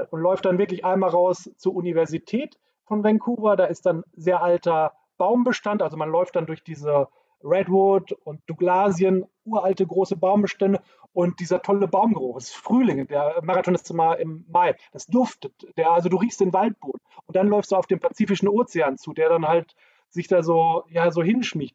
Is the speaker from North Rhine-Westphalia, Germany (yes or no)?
yes; the area around Dortmund, North Rhine-Westphalia, Germany; ich komme ja hier aus der Gegend